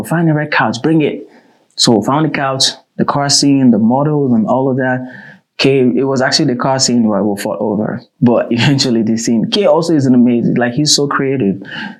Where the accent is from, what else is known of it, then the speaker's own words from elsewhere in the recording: Ghana; now in South Africa; I'm from Ghana. I flew to SA for the very first time to work.